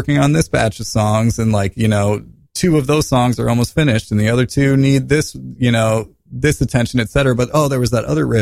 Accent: Midwest, United States; now in New York City, United States; we're from the Midwest where things are a lot different

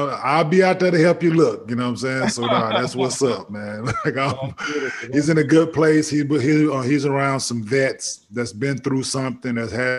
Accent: Saginaw, Michigan, United States; believe it or not, I was born in Saginaw.

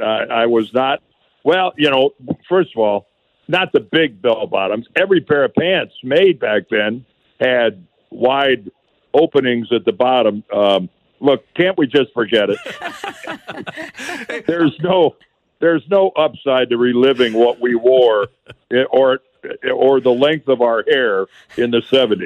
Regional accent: Northeast Ohio, United States; moved away as an adult; also born or lived in Ann Arbor, Michigan; now in St. Louis, United States; I grew up in Northeast Ohio.

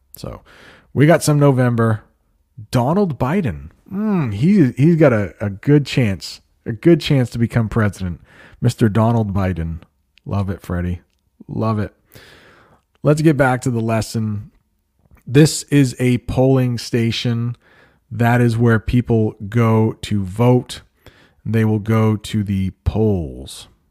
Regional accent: United States; I am an American

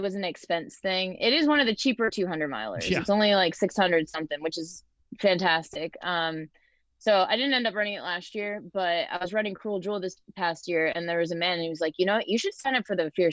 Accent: Ellington, Connecticut, United States; now in Asheville, United States; I grew up in Ellington, Connecticut. Okay. Currently live in North Carolina, Asheville.

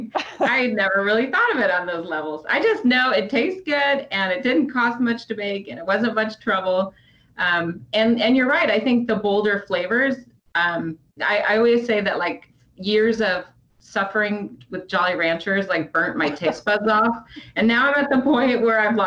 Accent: Midwest, United States; I was from the Midwest

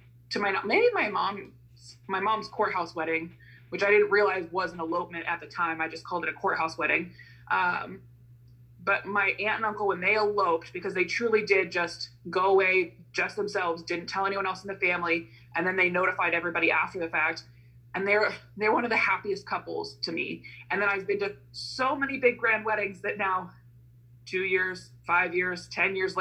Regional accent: Midwestern United States, United States; my white female experience growing up in Midwestern United States of America

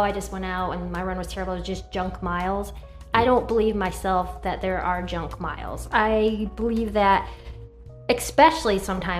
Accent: Connecticut, United States; moved away as an adult; now in Virginia, United States; I'm a mom of three, and I'm a transplant to Virginia through military. I grew up in Connecticut

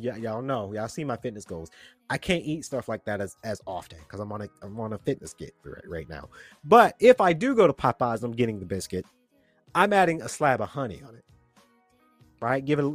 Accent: Atlanta, Georgia, United States; I'm a Georgian, born and raised in Atlanta

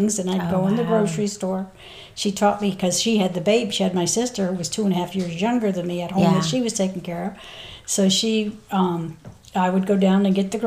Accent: Hagaman, New York, United States; now in North Carolina, United States; From upstate New York, about an hour west of Albany, a little town. Well, I grew up in a little village called Hageman, which is just outside of the city

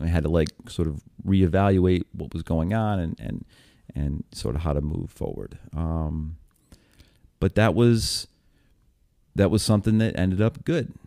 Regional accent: upstate New York, United States; moved away as an adult; also born or lived in Buffalo / Syracuse / Hoboken / Lancaster; I'm from New York State

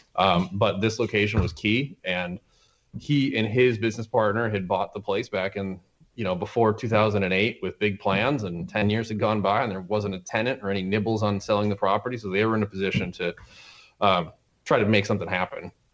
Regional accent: Glens Falls, New York, United States; I'm from Glens Falls

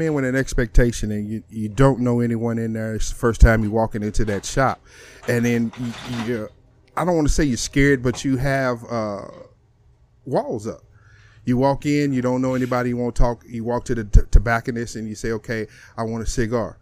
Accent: East St. Louis, Illinois, United States; now in Texas, United States; I come from Illinois. I mean, I'm from East St. Louis

